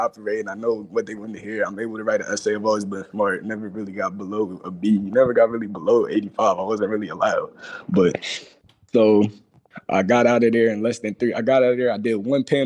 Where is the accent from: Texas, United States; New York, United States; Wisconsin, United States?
Texas, United States; now in Pennsylvania, United States; I'm from Texas, but I moved to Pennsylvania.